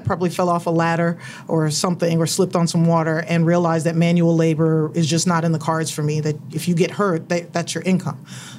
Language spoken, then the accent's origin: English; New York, United States; now in Orange County, United States; I was originally from New York. We moved from New York to Orange County, California